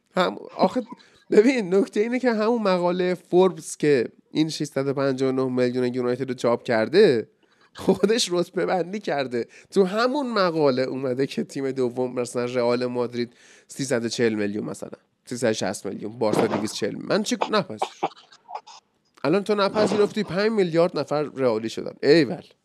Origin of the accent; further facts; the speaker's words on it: Iran; ایران وطنم